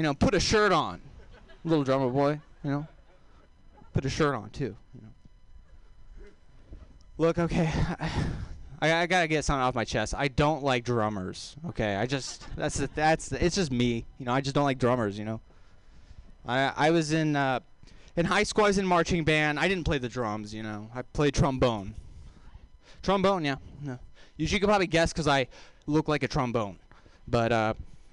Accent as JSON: {"language": "English", "region": "Texas", "country": "United States", "accent": "southern", "said": "I am from Texas"}